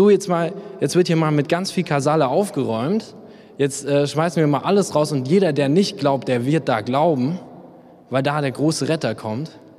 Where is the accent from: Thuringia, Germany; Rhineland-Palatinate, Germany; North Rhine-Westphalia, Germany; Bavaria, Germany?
Bavaria, Germany; Memmingen; weil ich komme eigentlich aus Memmingen und wir haben hier nur drei Penner, die kennt jeder